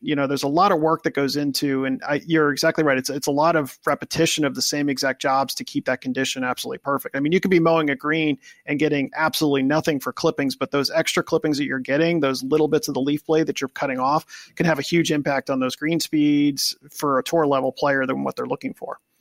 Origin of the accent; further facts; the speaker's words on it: Wilmington, Delaware, United States; also born or lived in Columbus, Ohio; I grew up in Wilmington, Delaware. Uh, I was born in Columbus, Ohio, but I've lived in I lived in Delaware since I was two years old.